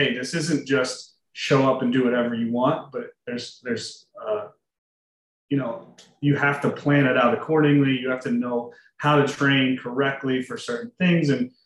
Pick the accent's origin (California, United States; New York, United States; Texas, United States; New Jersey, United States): New Jersey, United States; also born or lived in Pittsburgh / Philadelphia; I'm originally from South Jersey, so about 20, 25 minutes outside of Philadelphia. Born and raised there